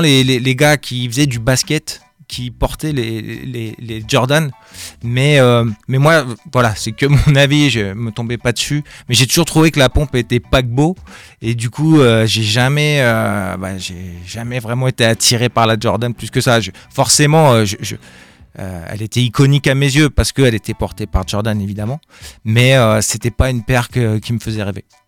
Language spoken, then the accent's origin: French; Rouen, Normandy, France; moved away; je suis de Rouen à la base, donc Normandie